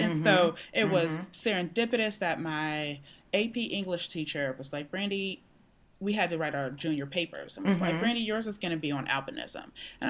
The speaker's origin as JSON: {"language": "English", "town": "Pittsburgh", "region": "Pennsylvania", "country": "United States", "tie": "born or raised there", "said": "In Pittsburgh."}